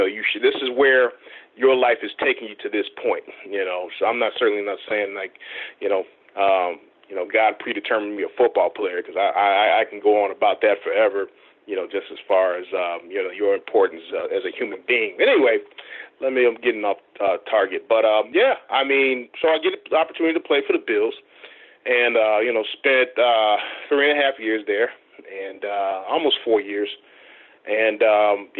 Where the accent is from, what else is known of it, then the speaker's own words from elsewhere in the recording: Chicago, Illinois, United States; I'm from Chicago, so obviously we're a Bears town